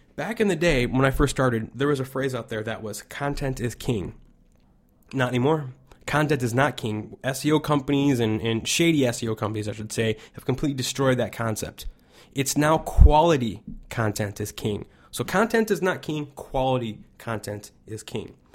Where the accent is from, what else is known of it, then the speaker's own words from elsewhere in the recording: Chicago, Illinois, United States; I'm from Chicago